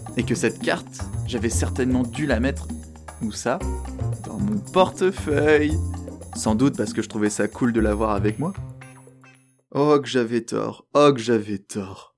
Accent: France; accent: French; moved away as an adult; now in Montreal, Canada; je suis français avec une citoyenneté canadienne.

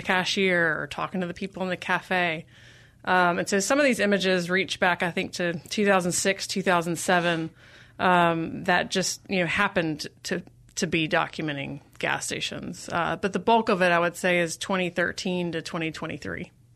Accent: Jackson, Mississippi, United States; now in Durham, United States; I grew up in Jackson. Yep, I, um, am a product of Jackson Public Schools

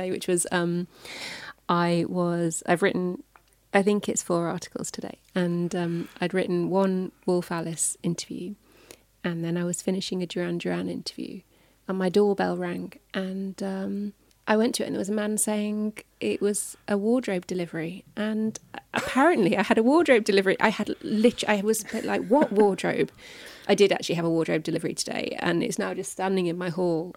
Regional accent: North West England, United Kingdom; born or raised there

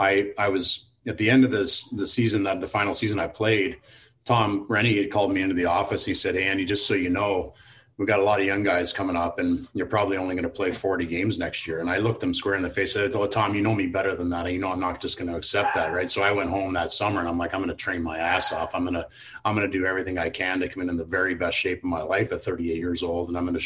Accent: Canada; the being Canadian and you know, the love of the game, the sheer joy that people feel around the game

